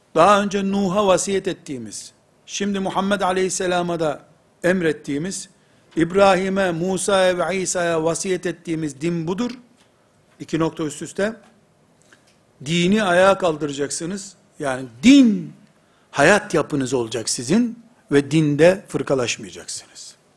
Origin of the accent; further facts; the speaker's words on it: Turkey; Biz Türkiye'liyiz.